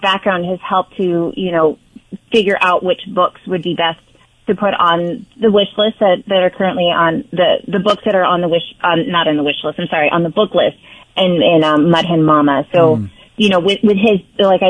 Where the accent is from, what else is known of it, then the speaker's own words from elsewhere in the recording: Midwest, United States; moved away as an adult; also born or lived in Korea; now in New Jersey, United States; I grew up in the Midwest area, but my family is now in Florida